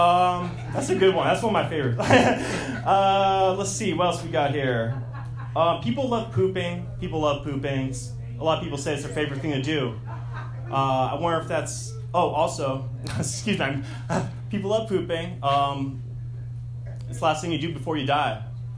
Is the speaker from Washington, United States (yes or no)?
yes; Seattle, Washington, United States; now in Los Angeles, United States; Yeah, so I'm new to LA. I'm up in Northridge. I'm from Seattle, from the north